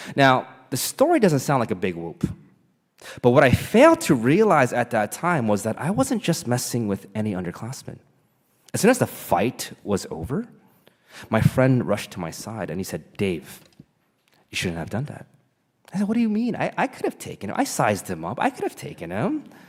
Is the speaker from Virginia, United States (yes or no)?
no; Caldwell, New Jersey, United States; I grew up in Caldwell, two towns over from Montclair